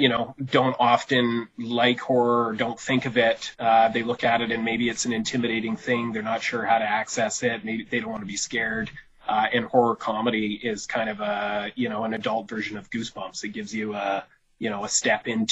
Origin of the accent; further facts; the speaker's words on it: Vancouver, British Columbia, Canada; moved away as an adult; also born or lived in Burnaby / Coquitlam; now in Prince George, Canada; I lived in Vancouver because I was born and raised there, like, I grew up outside of Vancouver in Burnaby and Coquitlam